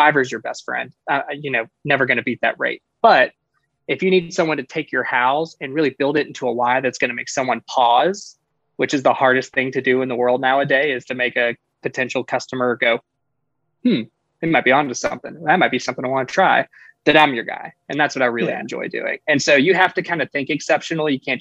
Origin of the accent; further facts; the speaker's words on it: Birmingham, Alabama, United States; now in Florida, United States; I'm from Birmingham, Alabama, originally, now living in Florida.